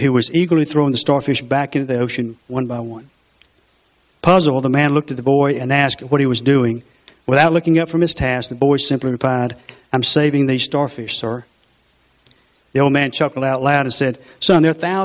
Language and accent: English; LaGrange, Georgia, United States; I grew up on Dunson Village, Carey Street